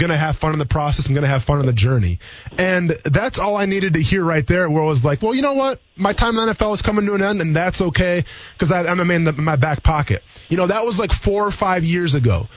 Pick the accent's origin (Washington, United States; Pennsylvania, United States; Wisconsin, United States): Wisconsin, United States; now in Jacksonville, United States; I'm from Wisconsin